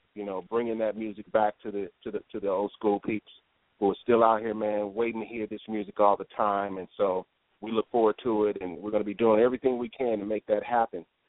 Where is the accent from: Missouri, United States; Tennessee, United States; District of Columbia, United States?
Missouri, United States; St. Louis; now in Boston, United States; St. Louis, my hometown